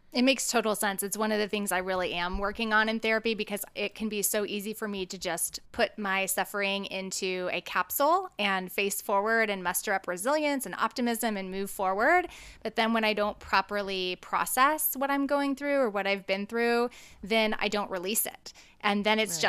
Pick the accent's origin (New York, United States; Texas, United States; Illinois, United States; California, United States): California, United States; moved away; I was born in California, so it sort of feels like my homeland in a lot of ways